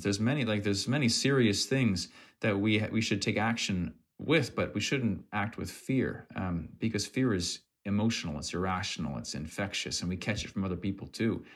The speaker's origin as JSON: {"language": "English", "town": "Fredericton", "region": "New Brunswick", "country": "Canada", "tie": "born or raised there", "said": "from my hometown here in Fredericton"}